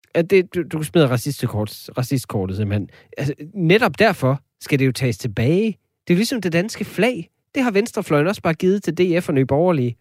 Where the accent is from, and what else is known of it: Denmark